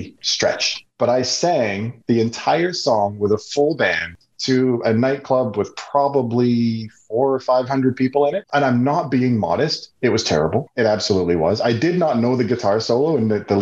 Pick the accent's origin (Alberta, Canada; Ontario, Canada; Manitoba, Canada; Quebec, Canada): Alberta, Canada; Calgary; now in Vancouver, Canada; So I'm in Vancouver. I grew up in Calgary